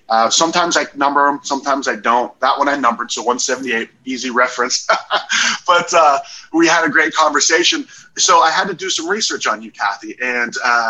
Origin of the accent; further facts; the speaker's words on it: Ohio, United States; now in Arizona, United States; I'm from Ohio, and when I moved here, I'm like, I'm not going to go anywhere else.